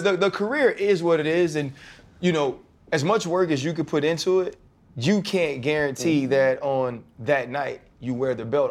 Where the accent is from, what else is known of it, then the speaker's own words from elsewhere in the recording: the South, United States; I'm from the South and I grew up Southern Baptist